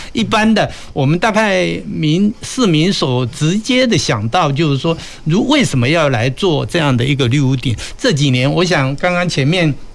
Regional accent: Kaohsiung, Taiwan; 我们高雄身为高雄人

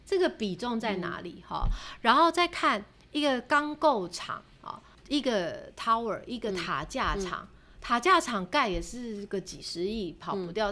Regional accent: Taiwan; 身为台湾人，我们是幸福的

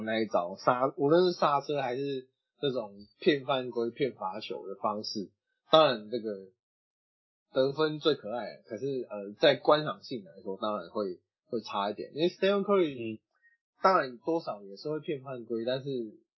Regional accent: Taiwan; 我们台湾人

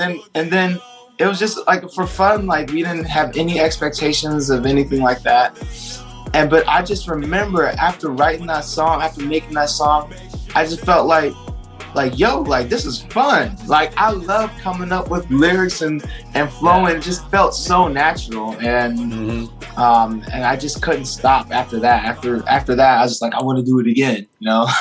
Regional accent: San Diego, California, United States; I'm from San Diego, California

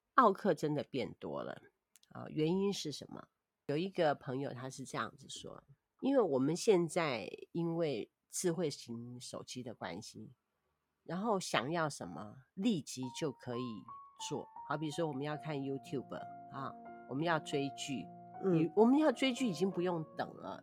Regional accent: Taiwan; 我们台湾人

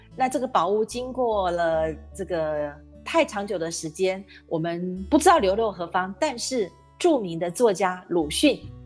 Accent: Taiwan; 咱们台湾人

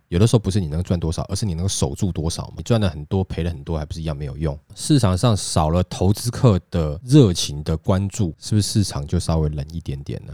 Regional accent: Taiwan; 我们台湾人比较有人情味

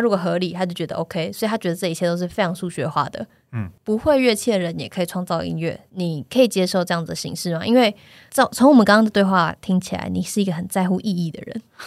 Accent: Taiwan; 用中文，就是我们台湾人长大的这个

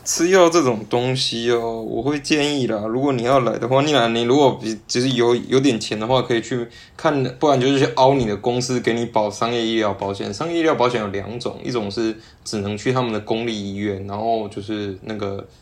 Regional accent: Yunlin County, Taiwan; moved away as an adult; now in Shanghai, China; 我老家园林人啊

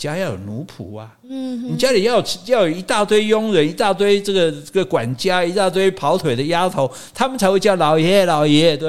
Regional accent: Taiwan; 这就类似我们台湾人讲温头家

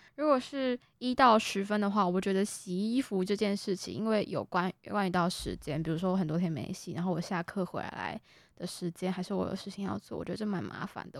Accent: Kaohsiung, Taiwan; moved away as an adult; now in Taipei, Taiwan; 我们都是从高雄上来的学生

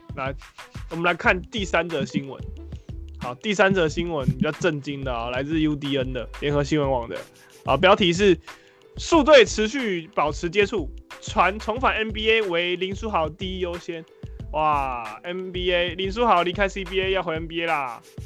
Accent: Taiwan; 我们台湾人

